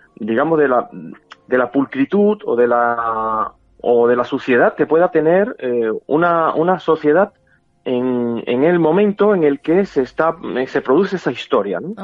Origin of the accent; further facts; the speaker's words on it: Havana, Cuba; moved away; yo me crié en un barrio, en Lauton, es, es una barriada